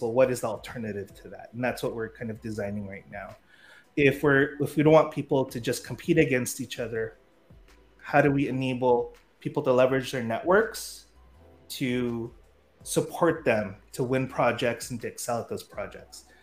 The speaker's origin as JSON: {"language": "English", "town": "San Francisco", "region": "California", "country": "United States", "tie": "born or raised there", "also_born_or_lived": "Philippines", "moved": "as an adult", "said": "I grew up in San Francisco"}